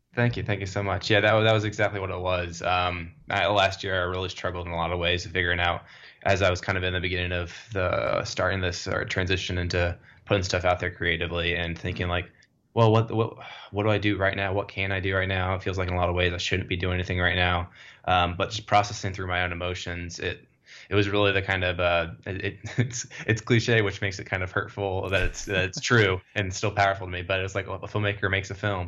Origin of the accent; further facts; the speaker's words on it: Dallas, Texas, United States; moved away; I'm originally from Dallas